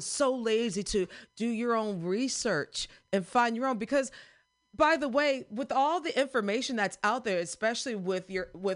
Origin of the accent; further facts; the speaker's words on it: United States; moved away; My home state's one of them.